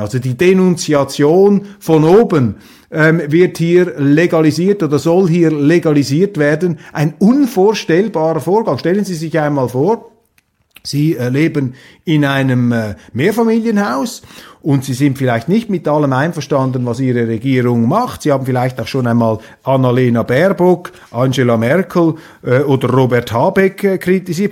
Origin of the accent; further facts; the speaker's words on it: Switzerland; als Schweizer, als Verschonter da hinter den sieben Bergen